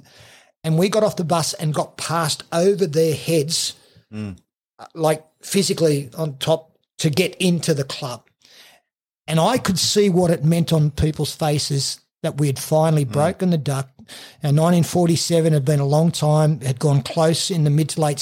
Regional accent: Raymond Terrace, New South Wales, Australia; I grew up in Raymond Terrace

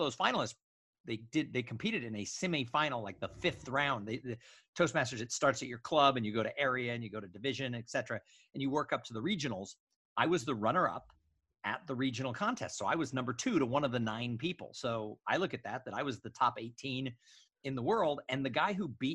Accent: Los Angeles, California, United States; moved away as an adult; also born or lived in San Diego / Bay Area / Austin, Texas; I grew up in the suburbs of Los Angeles, California

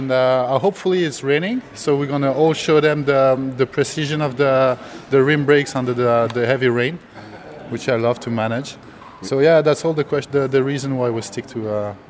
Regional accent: Geneva, Switzerland

